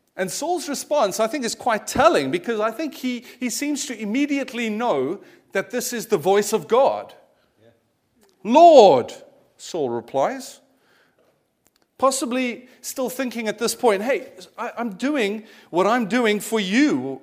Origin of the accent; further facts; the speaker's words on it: South Africa; moved away; I'd grown up as a kiddy in the eighties, uh, in South Africa, as my accent might give away